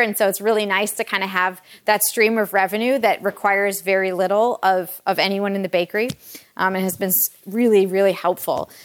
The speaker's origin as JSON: {"language": "English", "town": "Detroit", "region": "Michigan", "country": "United States", "tie": "born or raised there", "also_born_or_lived": "Kalamazoo, Michigan / New York", "said": "I grew up in the Metro Detroit area"}